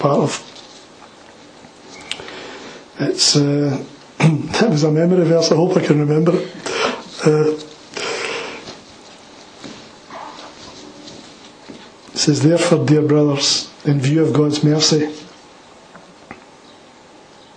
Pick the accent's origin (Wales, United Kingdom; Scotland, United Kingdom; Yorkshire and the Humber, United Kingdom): Scotland, United Kingdom; Glasgow; I'm from the East End of Glasgow